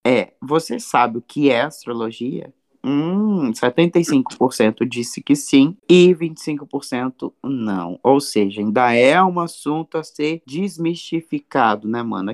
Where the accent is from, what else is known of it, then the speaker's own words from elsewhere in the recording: Brazil; a gente, como brasileiro